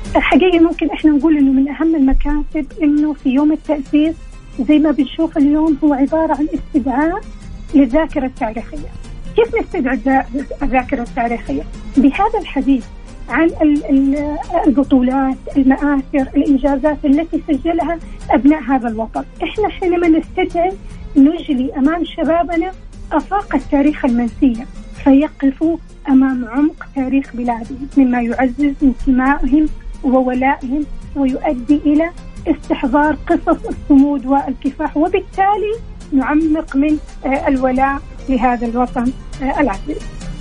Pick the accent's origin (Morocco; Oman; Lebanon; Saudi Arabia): Saudi Arabia; احنا حقيقي كسعوديين